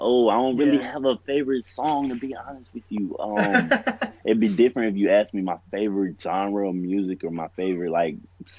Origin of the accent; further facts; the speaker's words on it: Texas, United States; going to Montana State, I'm from Texas, so I'm thinking, oh, I'm going up there with a bunch of Montana boys